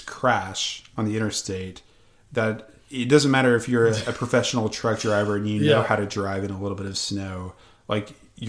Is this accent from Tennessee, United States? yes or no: yes; Tennessee, United States; moved away; also born or lived in Michigan; I'm from Tennessee, but I spent 7 years in Michigan